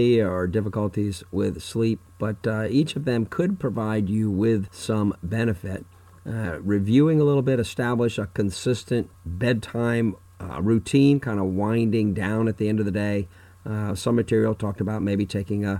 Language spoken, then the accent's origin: English; Fort Myers, Florida, United States; my hometown of Fort Myers, Florida